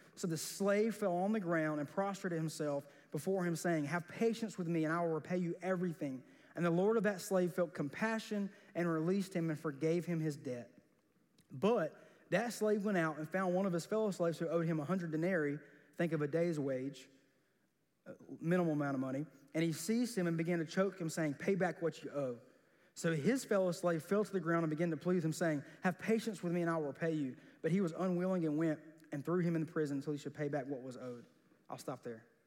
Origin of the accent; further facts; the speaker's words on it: South Georgia, United States; growing up in South Georgia